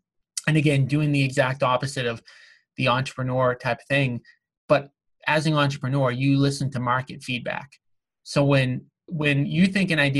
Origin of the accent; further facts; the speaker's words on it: Revere, Massachusetts, United States; the town that I grew up in Revere, Massachusetts